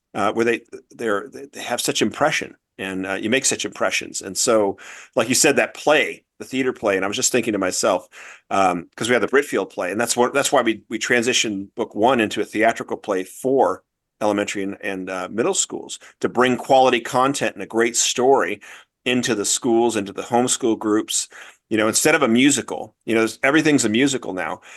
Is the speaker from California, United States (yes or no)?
yes; Newport Beach, California, United States; moved away as an adult; also born or lived in Wellesley, Massachusetts; I grew up in Corona del Mar, uh, which is in Newport Beach, Southern California.